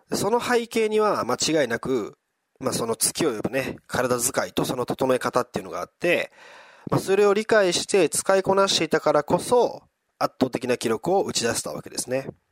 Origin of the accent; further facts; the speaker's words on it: Wakayama, Japan; 地元の和歌山